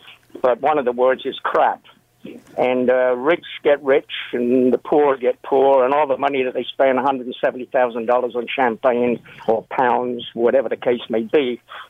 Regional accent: England, United Kingdom; now in Pickering, Canada; I'm from England, as you know.

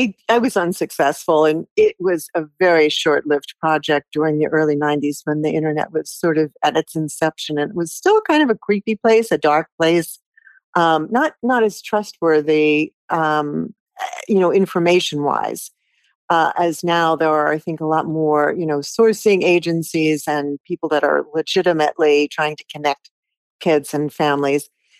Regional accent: Stuttgart, Baden-Württemberg, Germany; born there; I knew I was born in Stuttgart, and I wanted that to be a part of it.

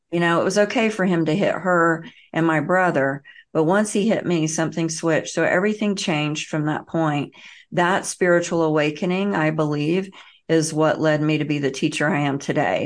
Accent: the South, United States; I grew up in the South and the Bible Belt

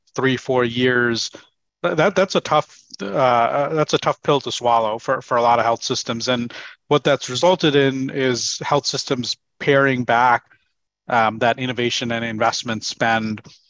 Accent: New York, United States; moved away as an adult; also born or lived in Seattle; I moved from New York, where I lived all my life, over to Seattle eight years ago

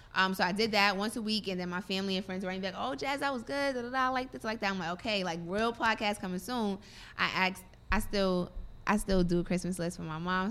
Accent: New York City, New York, United States; also born or lived in Virginia; where I'm from, from Brooklyn.

